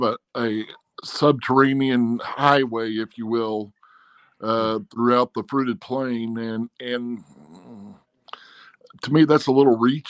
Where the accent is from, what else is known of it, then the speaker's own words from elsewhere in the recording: Arkansas, United States; Well, I am from Arkansas.